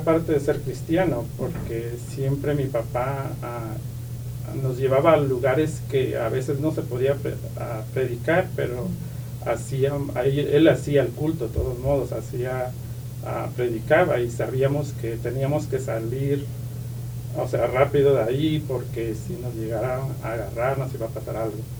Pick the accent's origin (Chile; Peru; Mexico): Mexico; Santo Domingo Tehuantepec, Oaxaca; moved away; Soy de ah, Oaxaca, México, un pueblo que se llama ah, Tehuantepec, el istmo de Tehuantepec, de Oaxaca.